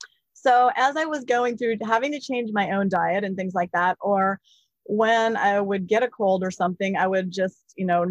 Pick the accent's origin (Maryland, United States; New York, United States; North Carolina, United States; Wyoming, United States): Wyoming, United States; Jackson; moved away; also born or lived in Seattle; I grew up in Jackson Hole, Wyoming